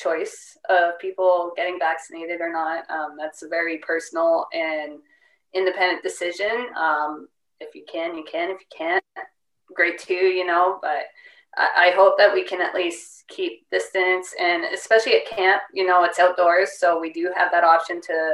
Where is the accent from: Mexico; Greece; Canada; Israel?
Canada; I'm Canadian and I'm too old